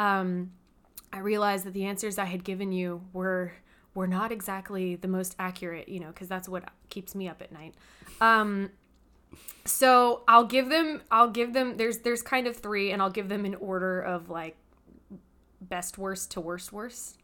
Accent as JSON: {"language": "English", "town": "Hemet", "region": "California", "country": "United States", "tie": "born or raised there", "moved": "yes", "said": "Originally, I am from California. I'm from this little teeny tiny town called Hemetz."}